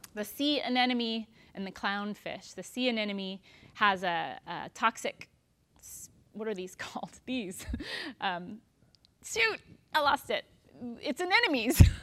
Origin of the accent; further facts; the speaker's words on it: Texas, United States; I'm so Texan